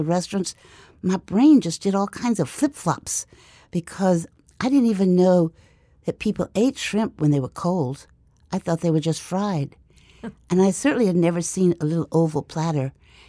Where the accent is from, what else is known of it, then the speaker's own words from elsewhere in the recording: Alexandria, Louisiana, United States; now in New Orleans, United States; I was born in Alexandria, Louisiana